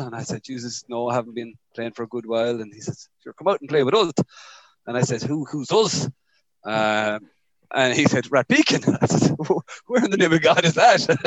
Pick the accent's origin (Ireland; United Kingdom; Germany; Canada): Ireland; Roscommon, Connacht; now in Cork, Ireland; I grew up grew up in in, in Roscommon